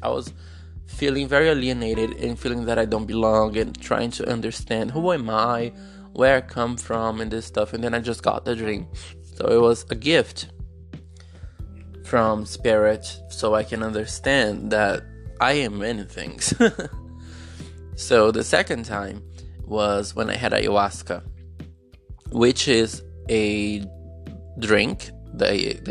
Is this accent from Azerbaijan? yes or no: no; Brazil; English is a second language; English is not my main language. I'm a Brazilian guy struggling in poverty.